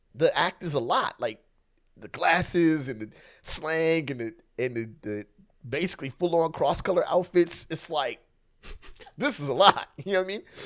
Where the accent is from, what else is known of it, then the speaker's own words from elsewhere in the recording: West Covina, California, United States; growing up in West Covina